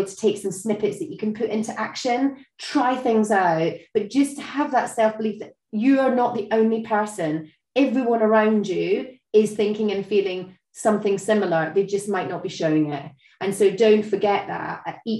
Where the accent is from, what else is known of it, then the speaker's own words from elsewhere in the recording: Scotland, United Kingdom; I'm Scottish